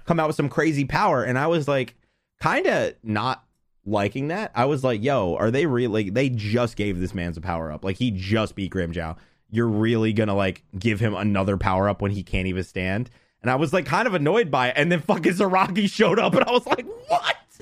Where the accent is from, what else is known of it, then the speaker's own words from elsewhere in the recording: United States; I'm an American